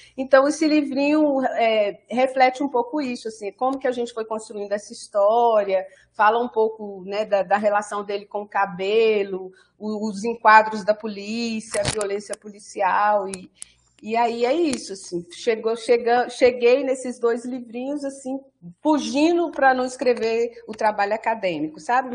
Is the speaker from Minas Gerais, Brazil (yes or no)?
yes; Baldim, Minas Gerais, Brazil; moved away; also born or lived in Lisbon; eu fui para minha cidade natal, que é Baldim, né? É uma cidade é, é, aqui na região metropolitana de Belo Horizonte